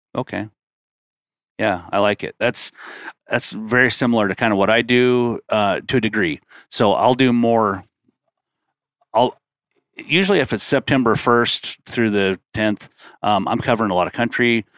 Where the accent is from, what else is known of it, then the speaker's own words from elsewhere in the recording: North Idaho, United States; growing up in North Idaho, whitetail hunting with a rifle